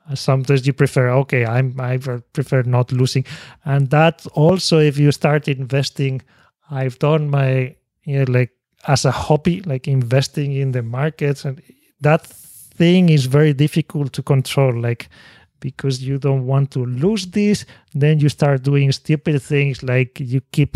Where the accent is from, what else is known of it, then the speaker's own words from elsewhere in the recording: Spain; English is a second language; moved away as an adult; now in Japan; I was born in Spain